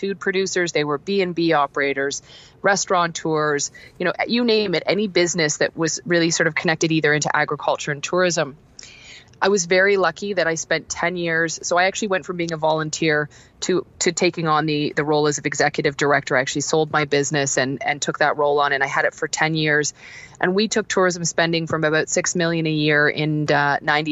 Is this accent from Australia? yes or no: no; Toronto, Ontario, Canada; also born or lived in Prince Edward County / Alberta; I actually am born and raised in Toronto